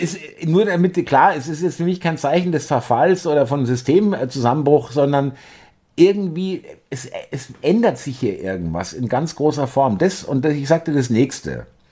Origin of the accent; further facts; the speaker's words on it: Bavaria, Germany; now in Berlin, Germany; ich äh, stamme ja auch aus Bayern, ich kenne es auch aus meiner Kindheit